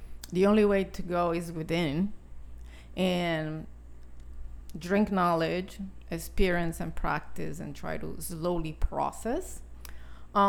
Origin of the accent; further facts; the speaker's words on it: Italy; moved away; I was born and raised in Italy